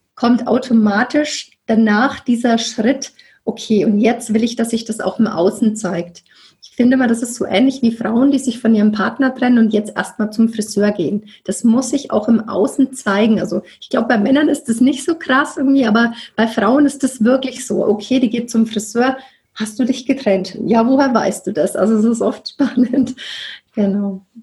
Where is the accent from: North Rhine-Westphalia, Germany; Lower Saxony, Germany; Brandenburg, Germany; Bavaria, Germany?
Bavaria, Germany; Nuremberg; moved away; wohne im wunderschönen Nürnberg wieder in meiner Heimat